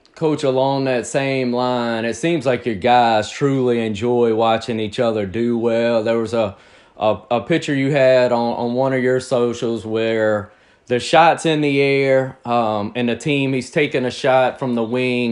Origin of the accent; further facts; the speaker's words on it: Picayune, Mississippi, United States; I'm born and raised in Picayune, Mississippi